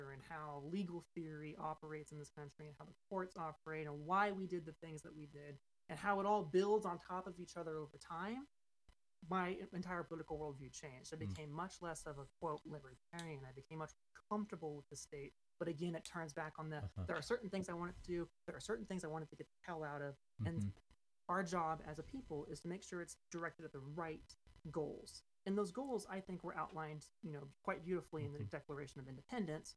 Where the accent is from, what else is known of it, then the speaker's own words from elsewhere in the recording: Central California, United States; also born or lived in Washington State; I grew up in Central California, which is a much more conservative area compared to most of the state